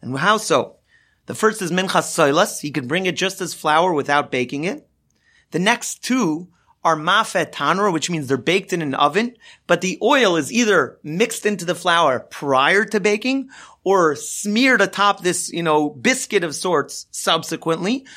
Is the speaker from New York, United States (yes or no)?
no; Los Angeles, California, United States; I grew up in Los Angeles, and I grew up following the Dodgers.